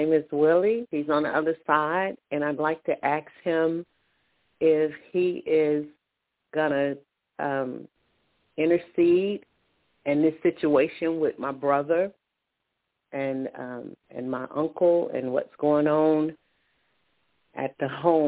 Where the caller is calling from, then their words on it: Alabama, United States; I'm calling from Alabama.